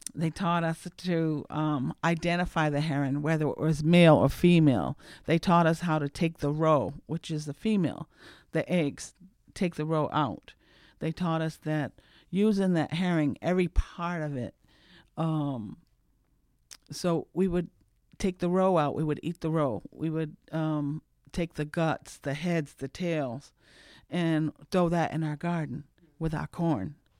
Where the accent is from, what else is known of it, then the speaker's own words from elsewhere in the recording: Cape Cod, Massachusetts, United States; moved away; I'm from Cape Cod.